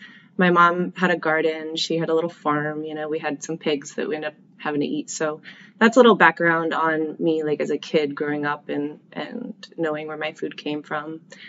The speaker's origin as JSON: {"language": "English", "region": "Colorado", "country": "United States", "tie": "born or raised there", "said": "So I grew up here and in Colorado. I kind of bounced back and forth after my parents divorced when I was young."}